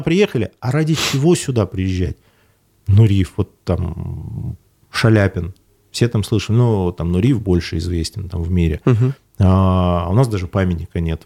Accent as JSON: {"language": "Russian", "town": "Ufa", "region": "Bashkortostan", "country": "Russia", "said": "я из Уфы"}